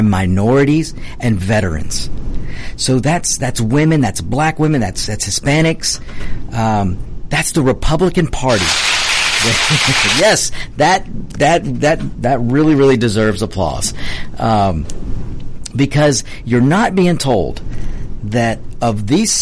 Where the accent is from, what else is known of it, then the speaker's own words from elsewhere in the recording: Georgia, United States; my home state of Georgia